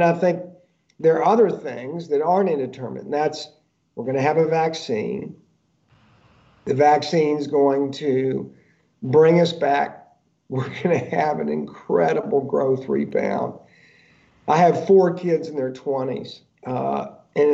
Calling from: Georgia, United States; It's funny, I'm actually speaking from Georgia right now. So I know this in Georgia.

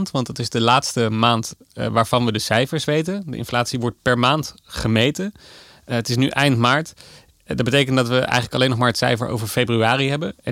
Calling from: Amsterdam, North Holland, Netherlands; uit Amsterdam.

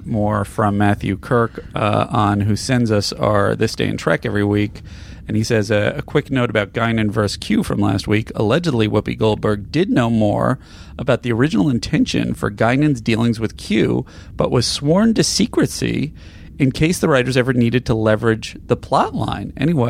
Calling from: Sweden; I'm a listener from Sweden, and I listen to the show every week.

